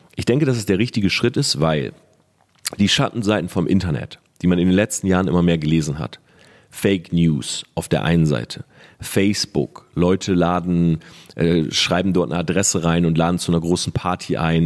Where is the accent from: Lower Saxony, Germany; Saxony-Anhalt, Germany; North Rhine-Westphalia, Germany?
Lower Saxony, Germany; Delmhorst; ich bin zwölf oder dreizehn, wie gesagt, ich weiß nicht mehr genau, komme aus Delmhorst, ich bin Schüler